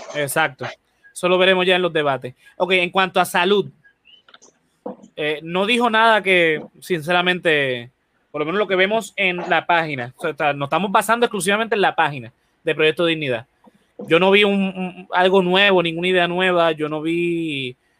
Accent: Puerto Rico; como cualquier puertorriqueño

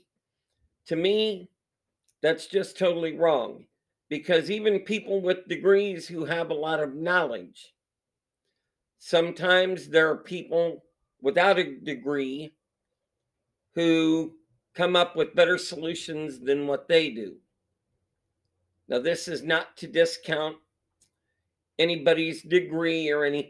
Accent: Ohio, United States; I was born in Ohio way back when

